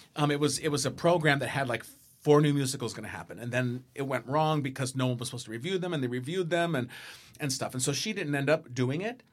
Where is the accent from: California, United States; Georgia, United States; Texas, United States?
California, United States; San Diego; I grew up in San Diego.